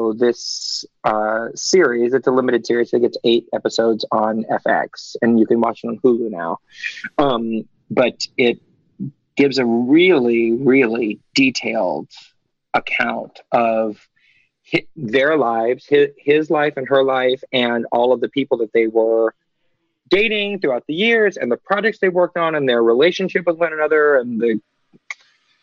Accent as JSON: {"language": "English", "region": "New York", "country": "United States", "said": "I'm from New York."}